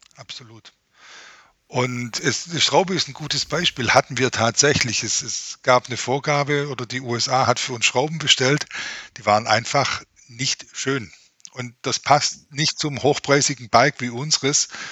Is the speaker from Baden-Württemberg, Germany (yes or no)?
yes; Ostalb, Baden-Württemberg, Germany; accent: Swabian; ich komme genau von der anderen Seite in Baden-Württemberg, von der Grenze zu Bayern, äh, ja. von der schönen Ostalb